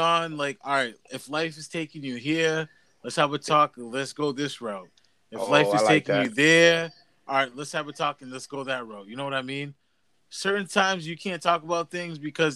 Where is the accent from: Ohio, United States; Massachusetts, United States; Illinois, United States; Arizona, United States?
Massachusetts, United States; I lived in Massachusetts. I'm 30 years old. Lived in Massachusetts all my life